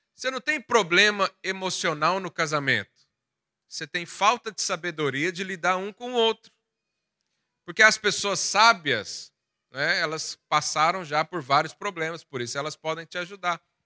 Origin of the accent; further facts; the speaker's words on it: Goiás, Brazil; moved away; Lá da onde eu vim, lá da minha terra de Goiás, interior do Brasil